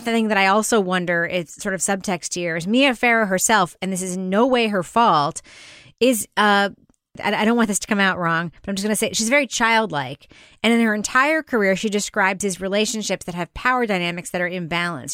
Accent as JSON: {"language": "English", "region": "New York", "country": "United States", "tie": "born or raised there", "said": "I grew up in New York."}